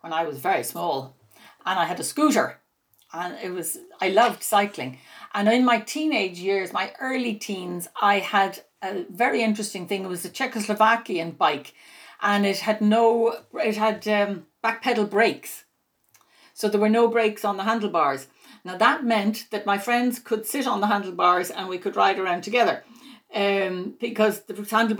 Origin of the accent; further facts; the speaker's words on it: Greystones, County Wicklow, Ireland; I grew up in Greystones in County Wicklow and it was quite safe. I mean, we could walk the roads in our bare feet. It sounds like the Middle Ages. It was actually the 1960s, but it was safe.